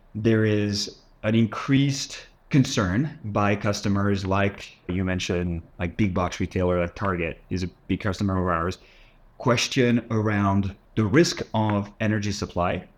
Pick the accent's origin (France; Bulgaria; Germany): France; south of France; moved away as an adult; also born or lived in Paris, France; I was born in France, grew up in the south of France, moved to Paris to study